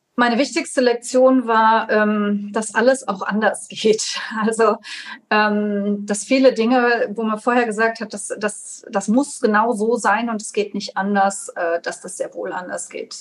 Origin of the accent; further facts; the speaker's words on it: Trier, Rhineland-Palatinate, Germany; hier in meiner Heimatstadt Trier